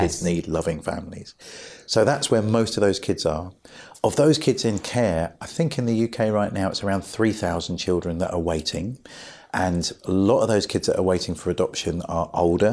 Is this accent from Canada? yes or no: no; Brighton, South East England, United Kingdom; I grew up in Brighton